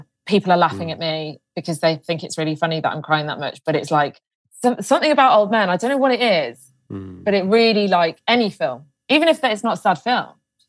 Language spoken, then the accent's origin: English; Leamington Spa, West Midlands, United Kingdom; In Leamington Spa.